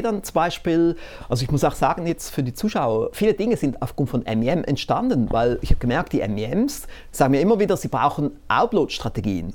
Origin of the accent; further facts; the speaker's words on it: Switzerland; ich bin trotzdem wohl immer noch der bescheidene Schweizer